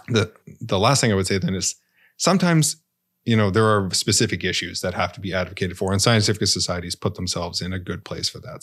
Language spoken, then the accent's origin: English; Canada; as a Canadian citizen